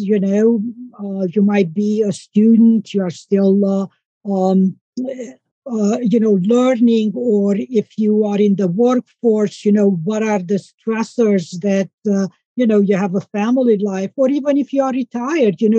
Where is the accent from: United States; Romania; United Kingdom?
Romania; moved away; I'm from Romania, and I grew up on an organic farm.